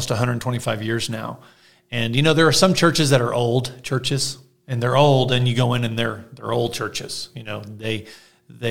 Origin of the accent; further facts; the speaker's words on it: Arlington, Texas, United States; also born or lived in Houston, Texas; now in San Angelo, United States; I grew up in Arlington.